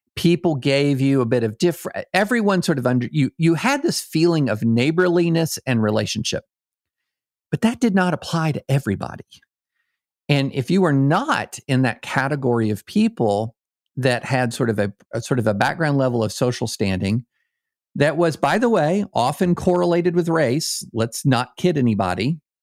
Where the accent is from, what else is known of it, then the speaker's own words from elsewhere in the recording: Kentucky, United States; I grew up in Kentucky